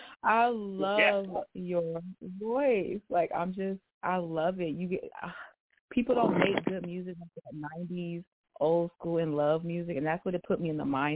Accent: New Iberia, Louisiana, United States; I'm in, like, closer to Lafayette. I'm from New Iberia. I'm from the country.

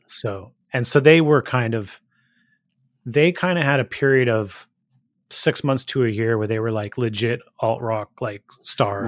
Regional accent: Gilroy, California, United States; growing up in Gilroy

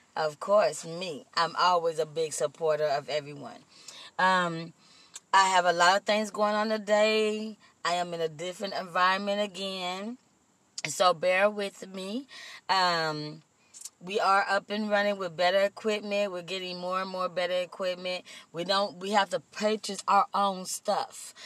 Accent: Compton, California, United States; also born or lived in Austin, Texas; I was raised in the city of Compton.

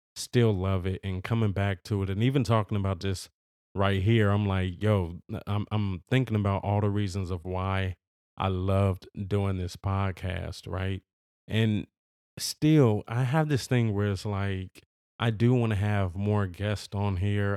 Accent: Los Angeles, California, United States; I am from Los Angeles. I've always lived in Los Angeles.

